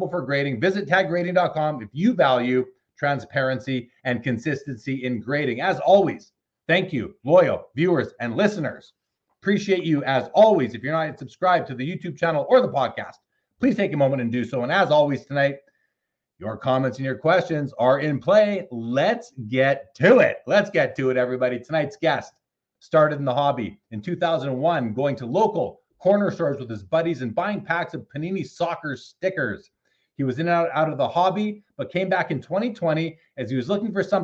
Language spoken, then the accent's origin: English; Canada; We're both Canadian